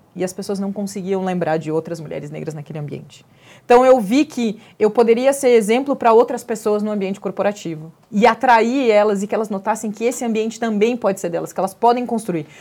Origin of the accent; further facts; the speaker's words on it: Pelotas, Rio Grande do Sul, Brazil; now in São Paulo, Brazil; Eu sou gaúcha. E acho que dessas microagressões, a cidade que eu venho, a maior punição que um escravo poderia ter nesse país era ser mandado para Pelotas